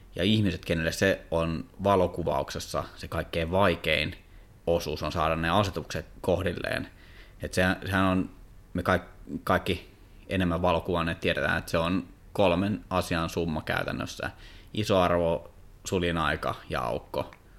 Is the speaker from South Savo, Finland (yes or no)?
no; Kouvola, Kymenlaakso, Finland; mä oon Kouvolasta